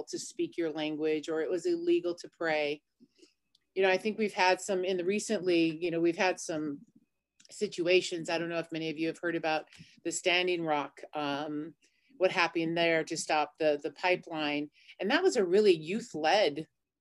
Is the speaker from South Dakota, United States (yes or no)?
yes; Cheyenne River, South Dakota, United States; growing up on Cheyenne River